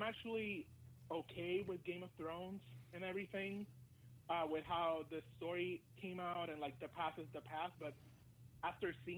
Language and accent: English; Puerto Rico; I'm actually from Puerto Rico.